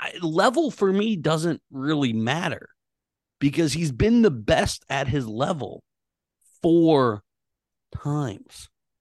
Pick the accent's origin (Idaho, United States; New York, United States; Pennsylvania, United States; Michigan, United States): Pennsylvania, United States; Pittsburgh; I'm also from Pittsburgh, PA, and I'm also Italian.